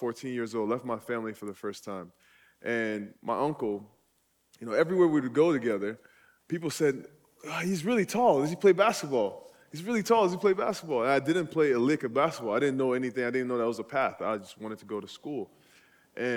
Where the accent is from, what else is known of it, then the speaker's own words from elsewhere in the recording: Nigeria; now in United States; I was born and raised in Nigeria.